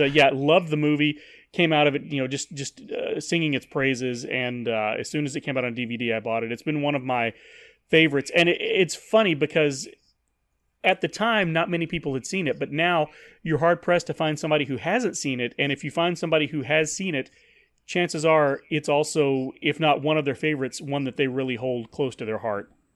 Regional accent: Paris, Texas, United States; moved away; I was still living in my hometown, Paris, Texas, the second largest Paris in the world.

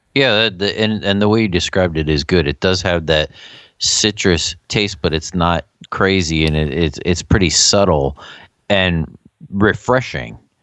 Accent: Philadelphia, Pennsylvania, United States; we're from the Philadelphia area

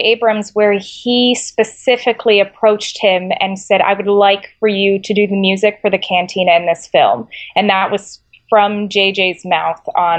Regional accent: Israel; moved away; I grew up in the Middle East. I grew up in Israel, and I speak Hebrew.

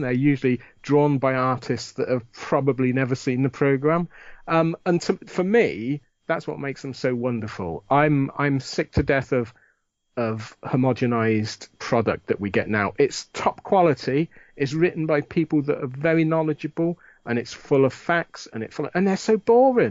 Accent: United Kingdom; growing up in Britain in the 60s, 70s, 80s

